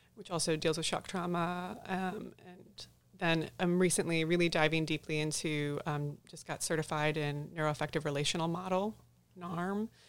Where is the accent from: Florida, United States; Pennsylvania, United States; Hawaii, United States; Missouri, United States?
Missouri, United States; St. Louis; moved away as an adult; now in Texas, United States; I was born and raised in Saint Louis, Missouri. Moved down to Texas in twenty ten